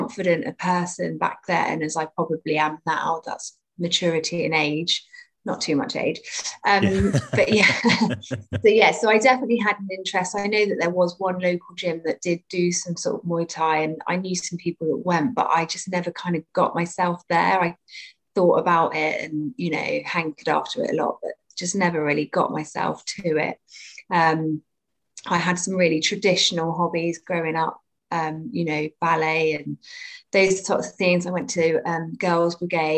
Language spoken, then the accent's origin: English; Cornwall, South West England, United Kingdom; also born or lived in Bournemouth, Dorset; I grew up between Cornwall and Bournemouth because my parents split, so I split my time kind of between the two